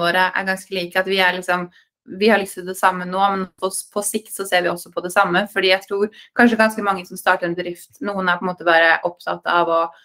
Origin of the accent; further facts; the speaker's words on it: Norway; moved away as an adult; also born or lived in New York, United States; Man er født og oppvokst i Norge